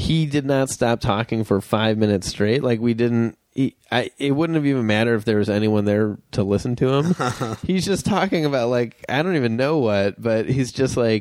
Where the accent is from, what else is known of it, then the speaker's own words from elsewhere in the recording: Wilmette, Illinois, United States; I grew up in Wilmette, Illinois, which is a suburb of Chicago